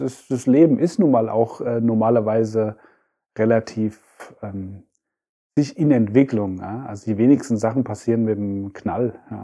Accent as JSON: {"language": "German", "town": "Frankfurt", "region": "Hesse", "country": "Germany", "tie": "born or raised there", "also_born_or_lived": "Freiburg", "said": "ich bin ja in Frankfurt geboren, bin in Orlhesse, war aber dann in Freiburg eine Zeit lang"}